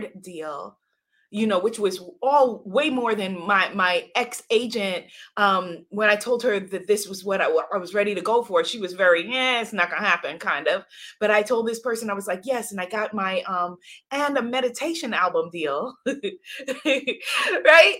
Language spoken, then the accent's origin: English; New York, United States; I grew up in a home in New York with running water, with two parents